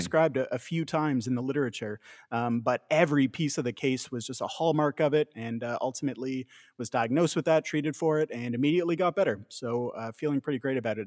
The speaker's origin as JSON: {"language": "English", "country": "Canada"}